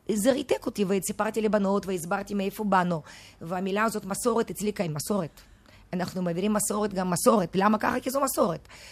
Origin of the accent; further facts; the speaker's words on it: Moscow, Russia; now in Israel; אני ילידת מוסקבה